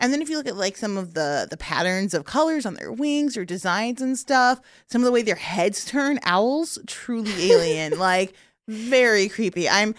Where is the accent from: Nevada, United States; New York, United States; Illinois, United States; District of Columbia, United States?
Illinois, United States; Chicago; I'm from Chicago.